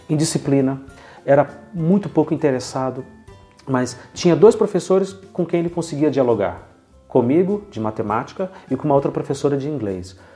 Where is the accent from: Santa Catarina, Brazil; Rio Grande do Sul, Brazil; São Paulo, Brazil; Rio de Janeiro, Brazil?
São Paulo, Brazil; eu fui um menino criado em favela quando era menino, em São Paulo, na Zona Leste, Sapopemba. Então, eu sei o que é indigência, eu sei o que é pobreza.